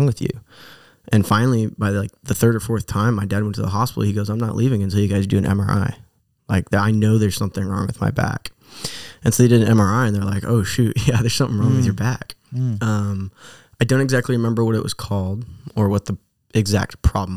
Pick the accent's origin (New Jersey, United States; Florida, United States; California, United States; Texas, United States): California, United States; Hemet; also born or lived in Fallbrook, California / Phoenix, Arizona; I was born in Fallbrook, but I actually grew up in Hemet, California.